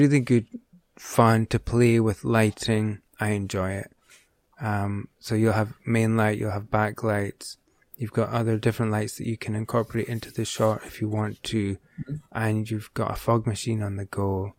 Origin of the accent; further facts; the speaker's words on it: Aberdeen, Scotland, United Kingdom; I'm from Aberdeen, so it's a couple of hours away.